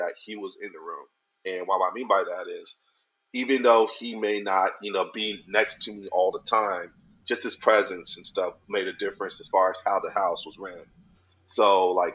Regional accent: Arizona, United States; also born or lived in Los Angeles; born and raised in Arizona

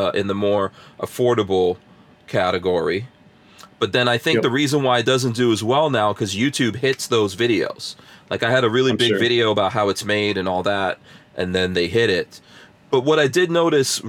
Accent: Guyana; I was born in Guyana

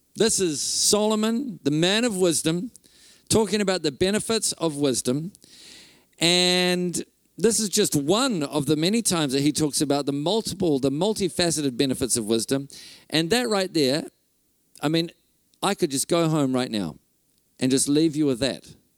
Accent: Whangarei, Northland, New Zealand; I'm from Whangarei. Uh, my wife Renee and I are from Whangarei

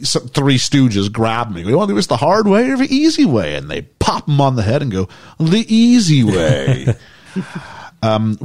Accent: Canada; I was from Canada.

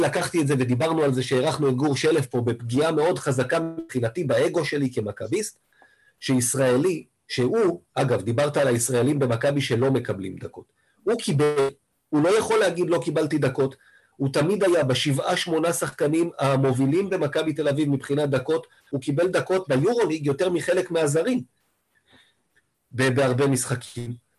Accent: Israel; אני קודם כל כישראלי

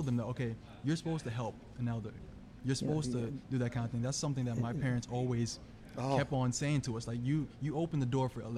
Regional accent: Jamaica; I'm Jamaican, so my parents were very strict growing up

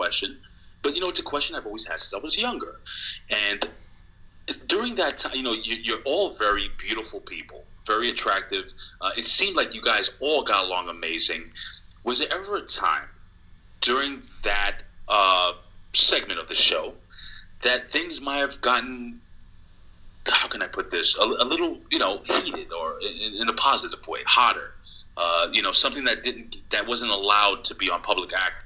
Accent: New York City, New York, United States; I'm from Lower East Side

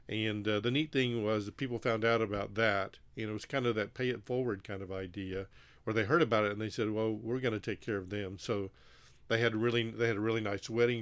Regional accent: Mississippi, United States; also born or lived in Texas / Haiti; I originate from Mississippi.

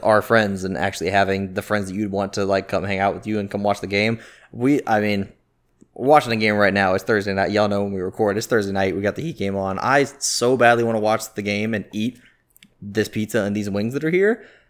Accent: Jacksonville, Florida, United States; moved away as an adult; born and raised in Jacksonville, I didn't even really leave till, till now.

